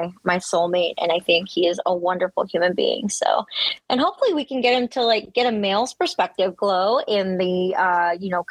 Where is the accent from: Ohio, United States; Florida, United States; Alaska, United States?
Ohio, United States; Columbus; also born or lived in Eastern Kentucky / Morehead, Kentucky; I was born in Eastern Kentucky and lived there until I was 7, and then moved to Columbus with my mom and my two sisters, and grew up in Columbus, Ohio, and graduated from high school in Ohio